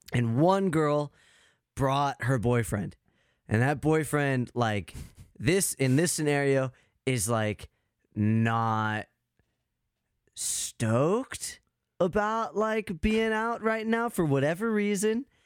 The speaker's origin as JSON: {"language": "English", "region": "Arizona", "country": "United States", "tie": "born or raised there", "moved": "yes", "lives_now": "Wisconsin, United States", "said": "I'm in Wisconsin now, but, like, I grew up in Arizona"}